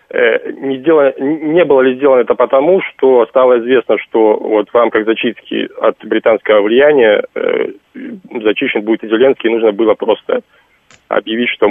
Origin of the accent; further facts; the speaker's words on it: Vnukovo, Moscow, Russia; я из Внукова, я внук Виктора Михайловича из Домодедова.